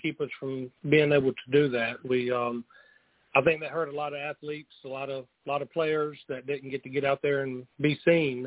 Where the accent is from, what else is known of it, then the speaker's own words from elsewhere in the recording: Indian Land, South Carolina, United States; We actually met at Indian Land High School